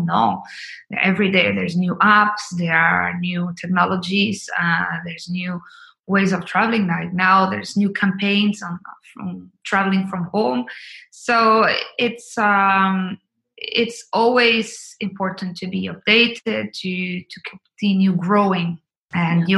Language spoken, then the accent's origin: English; Colombia; moved away; I'm originally from Colombia.